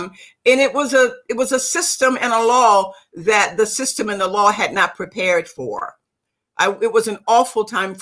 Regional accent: Virginia Beach, Virginia, United States; I was born and raised in Virginia, a little community called New Light in the section of Virginia Beach of Virginia.

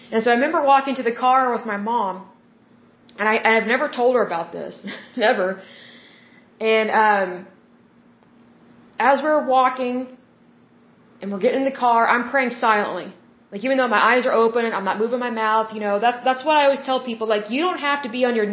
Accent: the Bible Belt, United States; I was raised in the Bible Belt

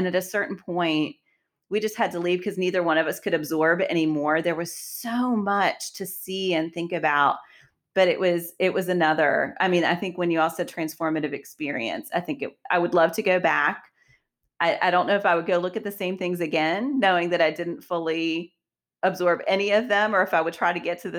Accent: West Virginia, United States; I grew up in West Virginia

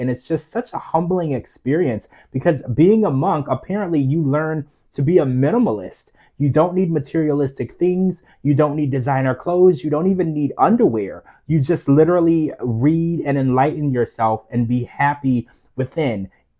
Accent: United States; as an American

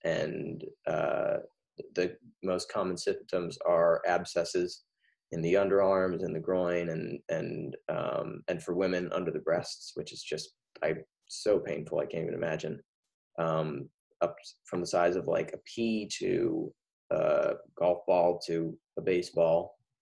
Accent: near Montecito, California, United States; produced a concert for the mudslide victims in Montecito, right my right next to my hometown

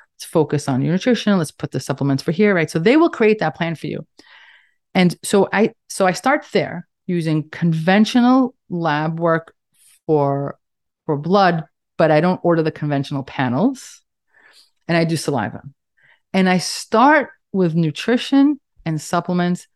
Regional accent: New York City, New York, United States; accent: Staten Island, New York; I'm in, in case you couldn't tell by my accent, Staten Island, New York.

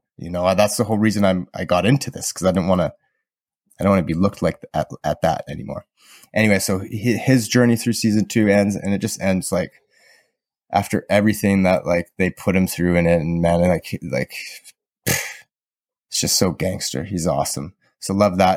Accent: Southern Alberta, Canada; I learned growing up in Southern Alberta

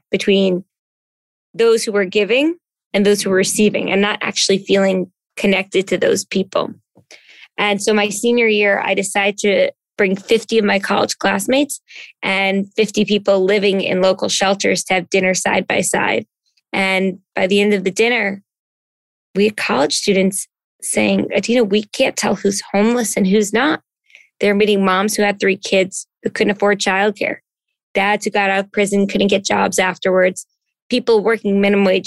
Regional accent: New Jersey, United States; moved away as an adult; now in New York City, United States; I came from growing up in New Jersey, you know, kind of town where everybody knew everybody

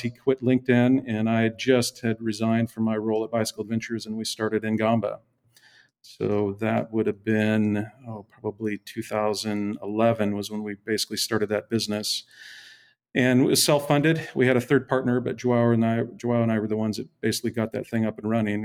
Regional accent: Seattle, Washington, United States; moved away as an adult; also born or lived in Mill Valley; I'm from the Northwest, uh, Seattle is where I would call home. Um, lived my first thirty, thirty-five years, um, in the Seattle metro area

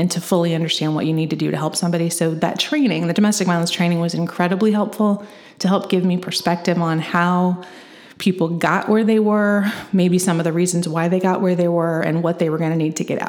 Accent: Edgar County, Illinois, United States; moved away as an adult; now in Champaign County, United States; I grew up in Edgar County, which is just a little bit southeast of Champaign County.

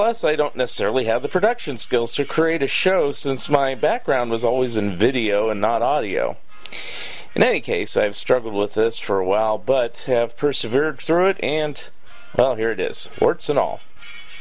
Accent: Saratoga, California, United States; moved away as an adult; also born or lived in San Jose, California / Palos Verdes Estates, California / San Francisco, California / Florida; now in Eugene, United States; I grew up in Saratoga, California, and at age 6, my family moved to Palos Verdes Estates. And at age 9, we moved back to Saratoga

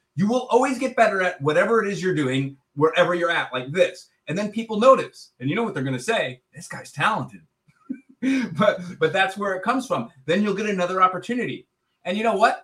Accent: Chicago, Illinois, United States; I'm from Chicago

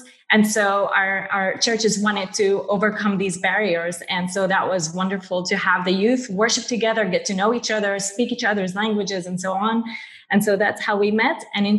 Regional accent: Nazareth, Northern District, Israel; And I was born and raised here in Nazareth, and to a wonderful family, wonderful parents, Christian family that loved the Lord, and so grew up in church.

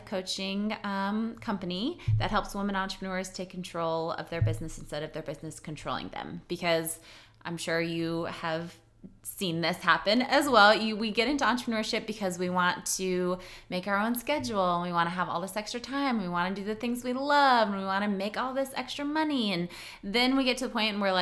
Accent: Chamberlain, South Dakota, United States; moved away as an adult; now in Sioux Falls, United States; I started Chelsea's Boutique in Chamberlain, which is my hometown

